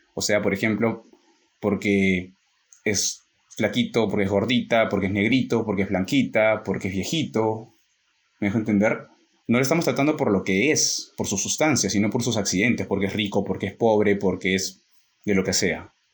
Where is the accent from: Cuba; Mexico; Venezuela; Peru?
Peru; en nuestro caso, que somos peruanos